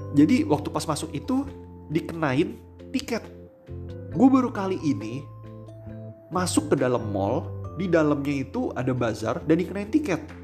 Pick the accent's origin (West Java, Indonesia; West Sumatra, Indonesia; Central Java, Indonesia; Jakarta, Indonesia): Jakarta, Indonesia; gua orang Jakarta, lebih dekat ke Peluit daripada ke B S D.